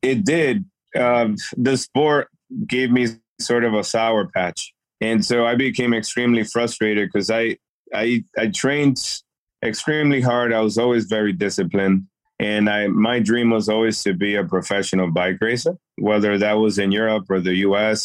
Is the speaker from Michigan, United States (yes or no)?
no; Worcester, Massachusetts, United States; also born or lived in Dominican Republic; I'm originally from Dominican Republic, uh, but raised in Worcester, Massachusetts.